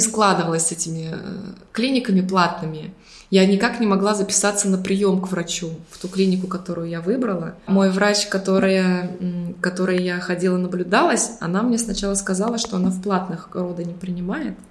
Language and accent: Russian; Saint Petersburg, Russia; moved away as an adult; also born or lived in Budapest, Hungary; now in Limassol, Cyprus; Мы оба из Питера.